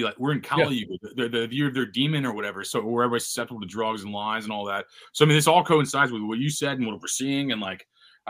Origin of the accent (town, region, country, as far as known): United States